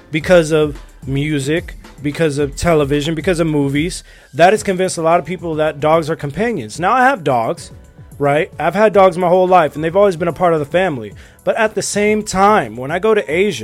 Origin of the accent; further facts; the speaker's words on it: Los Angeles, California, United States; American, born and raised in Los Angeles